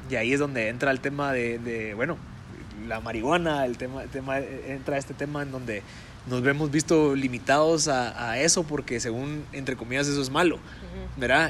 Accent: Guatemala

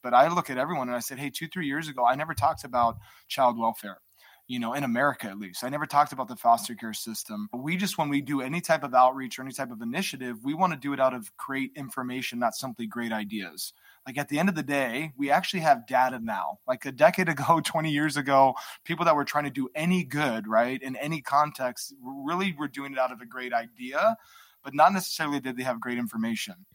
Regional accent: Hawaii, United States; I grew up in an environment in Hawaii.

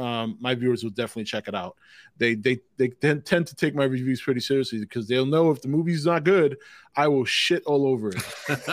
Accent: New York City, New York, United States; I'm from the Bronx, man.

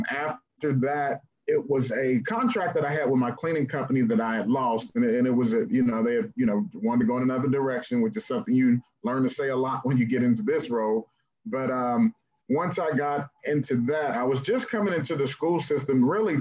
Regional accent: Oak Hill, West Virginia, United States; moved away; I'm from Oak Hill, West Virginia. So Oak Hill is right up 77, not going too far from here. Raised in West Virginia, went to Oak Hill High School. a small town called Harlem Heights, which is nestled inside of Oak Hill.

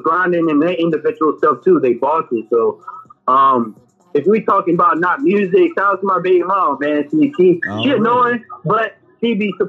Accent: Virginia Beach, Virginia, United States; also born or lived in Lynchburg, Virginia; And I'm from Virginia Beach.

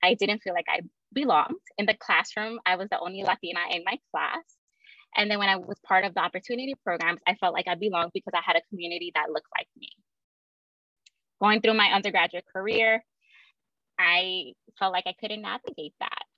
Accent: New York City, New York, United States; I was born and raised in Brooklyn, New York

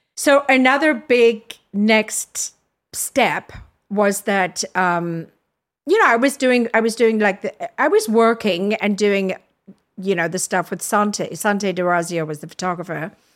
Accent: Durban, KwaZulu-Natal, South Africa; moved away as an adult; also born or lived in Zambia / Cape Town; now in New York City, United States; left my hometown, which is Durban

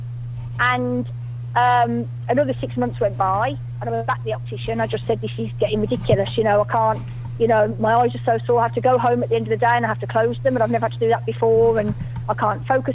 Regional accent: Somerset, South West England, United Kingdom; I'm from Somerset in the UK, the west of England.

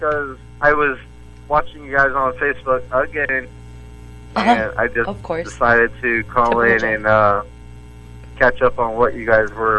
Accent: Bradenton, Florida, United States; I'm from Bradenton.

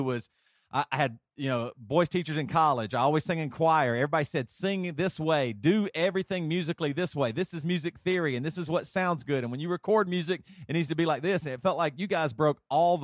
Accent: Greer, South Carolina, United States; I grew up in Greer, South Carolina

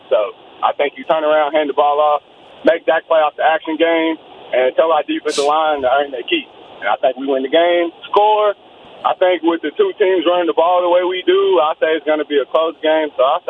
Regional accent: Dallas, Texas, United States; moved away; I'm actually from Dallas, but I moved here like a year ago.

